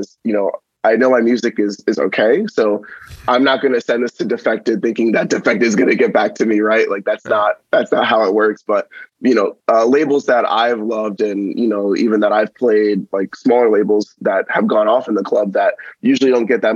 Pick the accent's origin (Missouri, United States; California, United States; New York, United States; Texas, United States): New York, United States; New York City; moved away as an adult; now in Austin, United States; in my hometown of Staten Island, New York